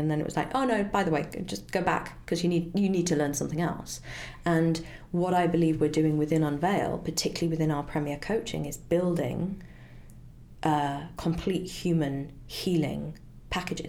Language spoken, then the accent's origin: English; United Kingdom; as a Brit